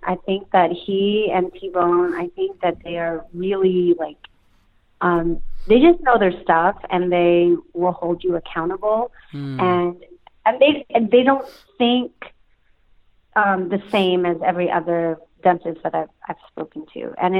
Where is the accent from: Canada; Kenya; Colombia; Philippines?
Philippines; I feel like I'm related to him because, you know, we're Filipino.